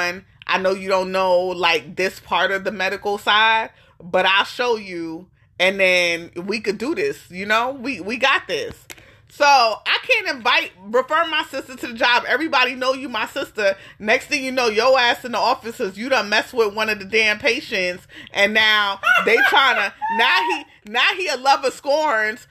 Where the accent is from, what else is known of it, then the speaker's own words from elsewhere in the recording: New York, United States; moved away as an adult; now in Austin, United States; we grew up in New York